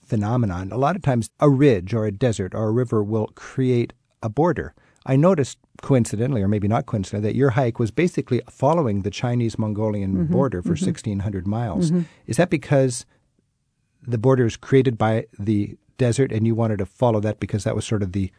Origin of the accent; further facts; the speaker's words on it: New Zealand; I'm a Kiwi.